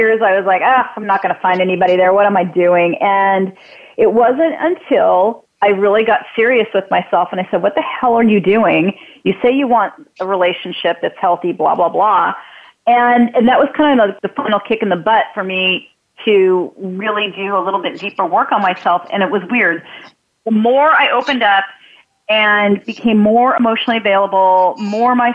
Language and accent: English; California, United States; also born or lived in Wisconsin / Hawthorne, California; we moved to California. I'm originally from Wisconsin. I was 2 years old.